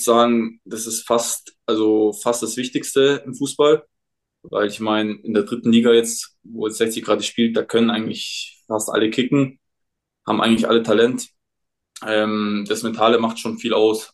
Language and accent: German; Munich, Bavaria, Germany; ich komme ja aus München